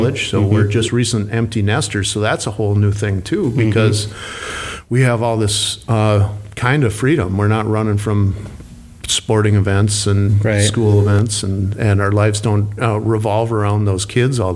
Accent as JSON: {"language": "English", "region": "Minnesota", "country": "United States", "tie": "born or raised there"}